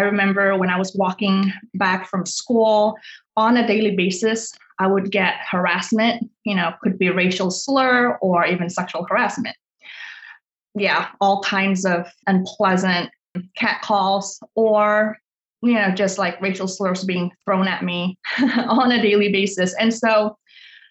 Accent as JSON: {"language": "English", "country": "Indonesia", "tie": "born or raised there", "said": "I grew up in Indonesia in a Chinese family"}